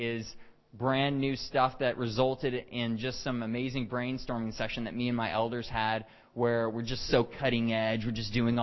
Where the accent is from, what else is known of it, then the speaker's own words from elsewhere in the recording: Texas, United States; moved away as an adult; now in Canada; I'm originally from Texas and have lived in Canada for about 8.5 years now.